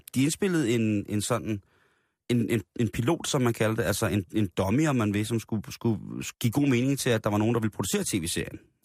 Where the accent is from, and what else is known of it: Denmark